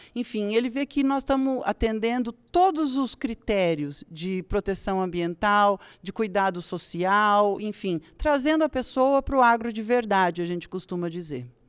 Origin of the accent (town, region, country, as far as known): Brazil